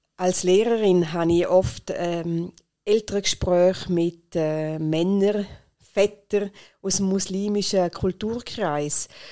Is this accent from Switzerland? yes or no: yes; Rheintal, Switzerland; bei uns in der Schweiz oder nur schon da in der Region im Rheintal, haben wir Werte, die ganz typisch sind für uns